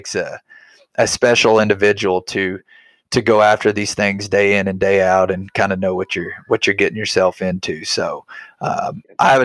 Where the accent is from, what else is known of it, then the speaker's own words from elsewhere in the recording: Arkansas, United States; I grew up in Arkansas